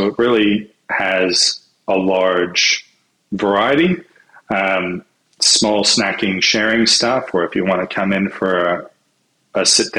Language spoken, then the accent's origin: English; Vancouver, British Columbia, Canada; now in Australia; So, I'm originally from Vancouver in Canada.